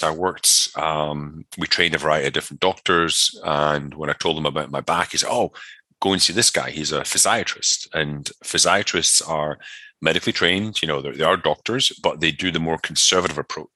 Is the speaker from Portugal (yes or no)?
no; Scotland, United Kingdom; moved away as an adult; also born or lived in Connecticut, United States; I'm from Scotland originally, so it was a lot of rugby, mountain biking, martial arts, that kind of stuff